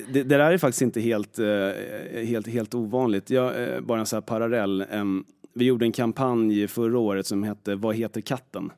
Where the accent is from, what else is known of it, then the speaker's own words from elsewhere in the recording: Stockholm, Stockholm County, Sweden; Jag är född i Stockholm och är väl i princip uppvuxen här nästan hela tiden, eller bott här hela tiden